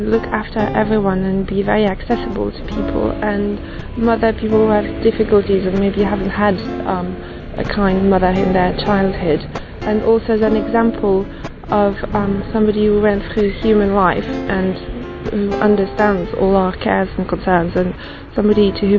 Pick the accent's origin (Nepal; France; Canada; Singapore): France; I'm from France